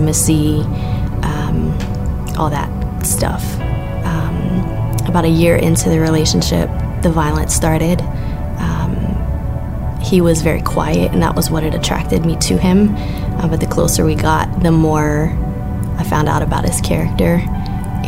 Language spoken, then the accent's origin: English; Lubbock, Texas, United States; I was born and raised here in Lubbock. I've lived here all my life